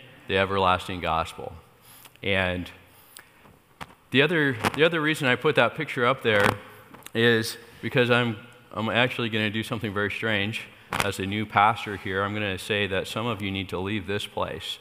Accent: State of Jefferson, Mount Shasta, California, United States; also born or lived in Iowa; We're actually from a little state called State of Jefferson, which is up there in between Northern California and Southern Oregon

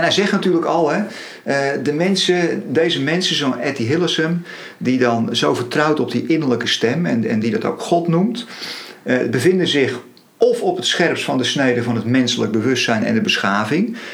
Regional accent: Netherlands; we worden als Nederlanders niet voor niks Calvinistisch genoemd.

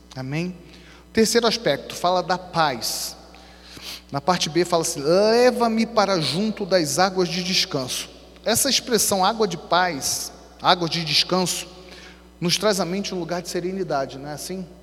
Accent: Rio de Janeiro, Brazil; sou carioca

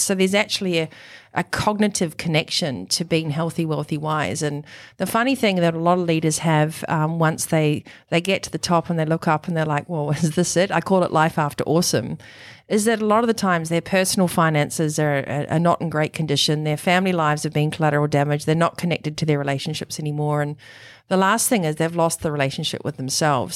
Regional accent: New Zealand; also born or lived in Europe / Italy; now in Noosa, Australia; you can probably tell from the accent that I was born in New Zealand

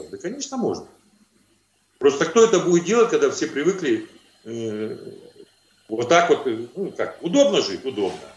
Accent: Kazakhstan; born there; могу, могу еще добавить то, что я родился в Казахстане, мне 54 года

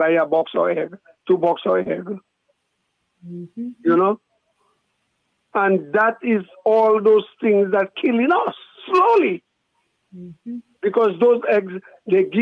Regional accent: Dominica; now in Bronx, United States; I'm from San Sauve down there

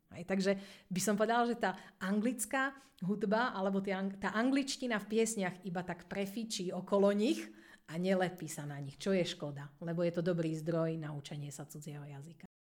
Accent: Slovakia; A my Slováci sme ešte dobrý tým vo svete, že na nás veľmi necítiť prízvuk, keď rozprávame po anglicky.

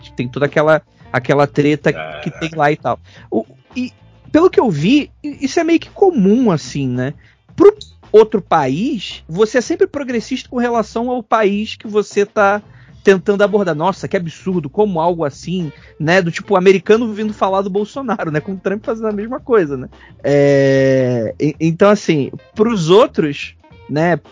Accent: Rio de Janeiro, Brazil; eu sou carioca

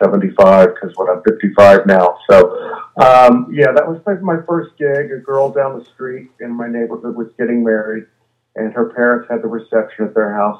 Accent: Sugar Land, Texas, United States; moved away; I'm from Sugar Land, Texas, which is a suburb of Houston, Texas

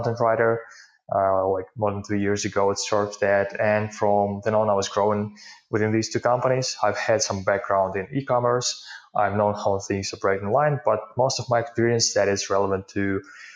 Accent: Ukraine; English is a second language; I'm from Ukraine and live here.

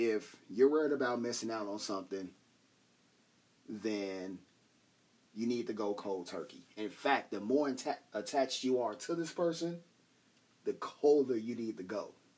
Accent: Chicago, Illinois, United States; I'm dude from Chicago

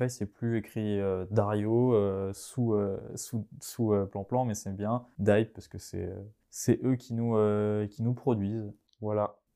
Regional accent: Vendée, Pays de la Loire, France; comme on dit chez nous en Vendée

